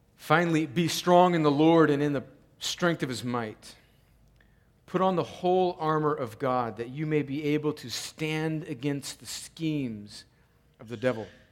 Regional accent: United States; as American Christians

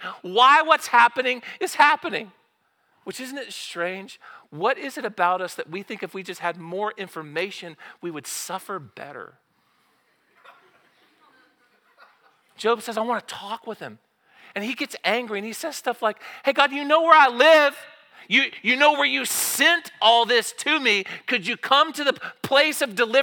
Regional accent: Southern Oklahoma, United States; I'm from Southern Oklahoma.

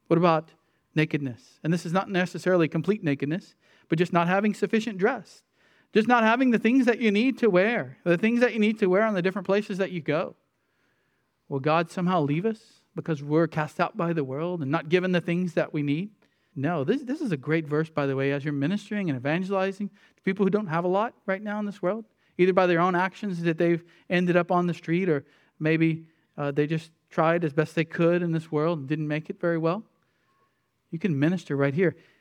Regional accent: United States; as American Christians

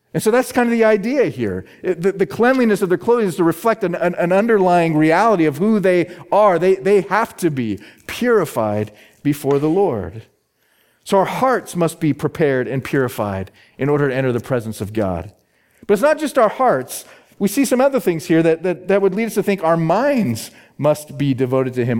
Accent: Phoenix, Arizona, United States; my hometown is Phoenix, Arizona

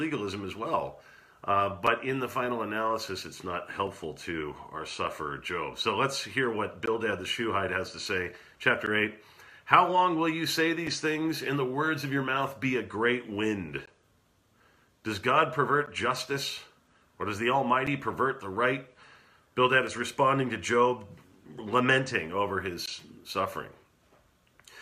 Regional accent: California, United States; moved away; my hometown in California

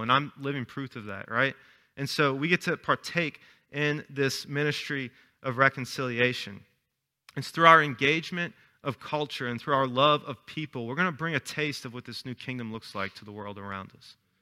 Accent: Chalmette, Louisiana, United States; 'cause I'm from Shalmet.

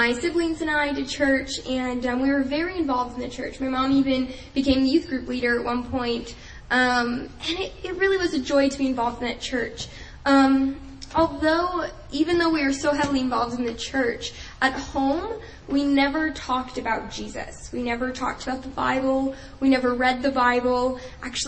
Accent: New Jersey, United States; moved away as an adult; I am originally from New Jersey, so I lived there all my life before coming to college here.

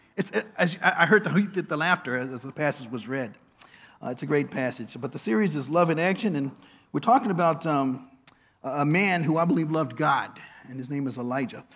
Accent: Washington, District of Columbia, United States; now in Baltimore, United States; my hometown, Washington

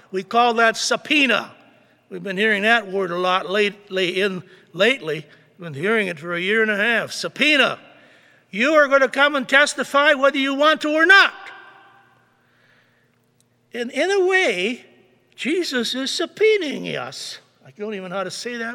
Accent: Beaver Dam, United States; moved away; A little town of 15, 16,000 people, like my hometown, Beaver Dam.

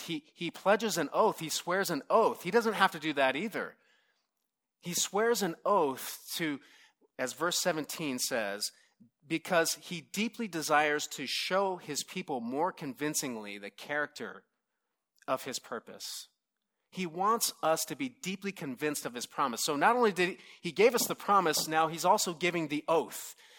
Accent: Southern California, United States; I'm from Southern California

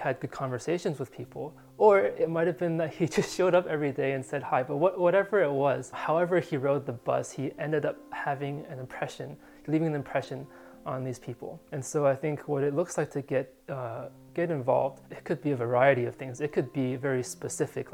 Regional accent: California, United States; moved away as an adult; also born or lived in San Diego, California / Pittsburgh, Pennsylvania; having grown up and just lived in California

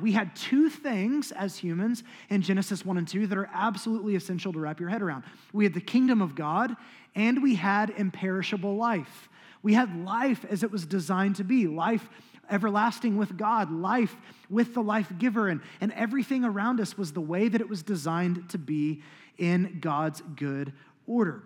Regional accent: United States; as American Christians

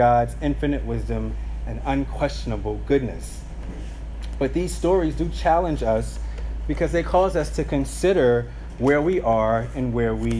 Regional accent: St. Petersburg, Florida, United States; growing up in South St. Pete, my parents used to have these prayer meetings at the house

